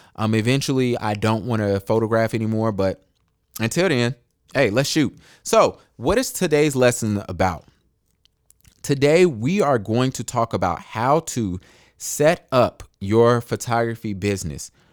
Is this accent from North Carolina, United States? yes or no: yes; Charlotte, North Carolina, United States; I was born in Charlotte. I was raised in Charlotte